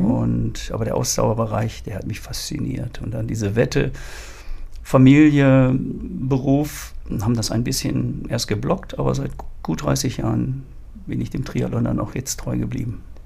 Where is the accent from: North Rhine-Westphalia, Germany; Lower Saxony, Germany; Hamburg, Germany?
North Rhine-Westphalia, Germany; Ruhr area; moved away; also born or lived in German coast / Harz; Ursprünglich geboren im Ruhrgebiet, bin jetzt eigentlich ein Mensch der Küste